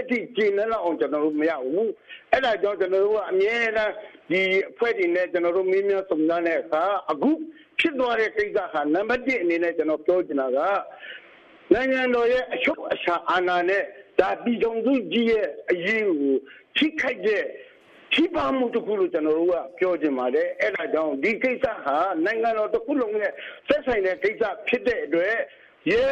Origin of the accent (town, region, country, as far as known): Rakhine State, Myanmar